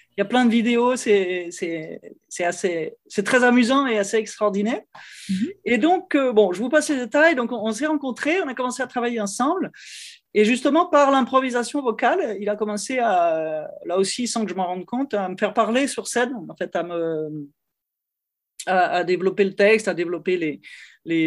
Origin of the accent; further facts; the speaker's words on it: Lyon, Auvergne-Rhône-Alpes, France; now in Paris, France; je suis originaire de Lyon, donc c'est la, deuxième ville de, France